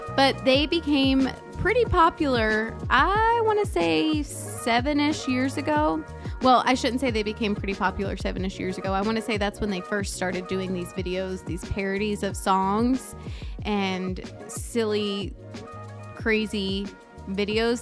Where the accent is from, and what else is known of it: United States